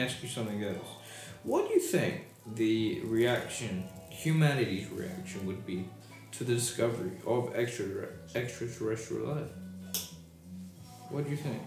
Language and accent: English; United Kingdom; accent: British; my British accent